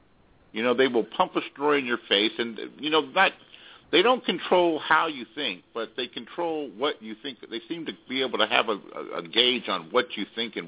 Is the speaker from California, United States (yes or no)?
yes; Los Angeles, California, United States; I'm from Los Angeles. I'm from Southern California.